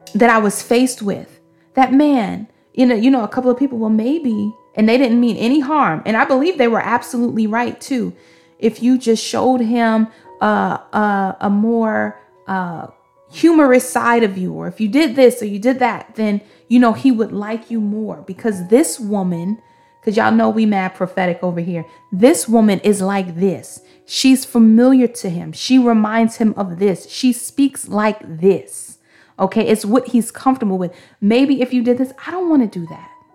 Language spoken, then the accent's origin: English; New York City, New York, United States; I'm from Brooklyn, Brooklyn